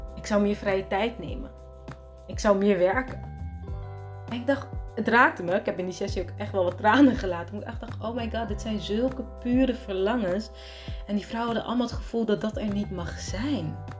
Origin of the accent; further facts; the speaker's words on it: Netherlands; moved away as an adult; also born or lived in Rotterdam / Abu Dhabi; ik ben in Nederland geboren